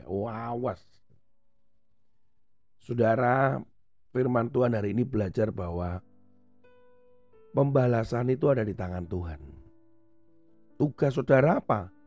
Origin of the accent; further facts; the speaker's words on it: Indonesia; tidak dianggap bahwa sebagai perwakilan negara, tapi saya ini asalnya yang dari